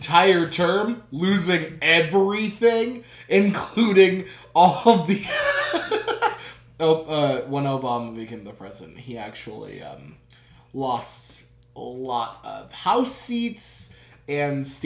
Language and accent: English; United States; We are from America